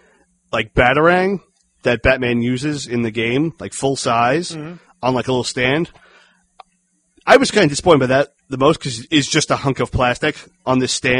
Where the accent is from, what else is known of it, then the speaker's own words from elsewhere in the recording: Dayton, Ohio, United States; born there; No, I was born in Dayton, so.